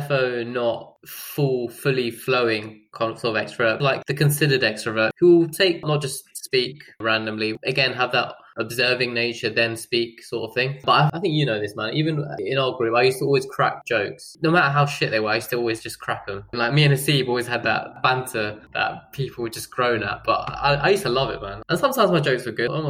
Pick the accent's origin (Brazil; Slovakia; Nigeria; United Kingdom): United Kingdom; Ilford, London; also born or lived in Durham